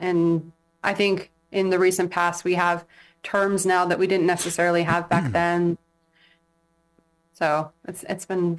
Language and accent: English; San Diego, California, United States; also born or lived in Imperial Beach / Chula Vista / England; now in Hawaii, United States; I am from San Diego.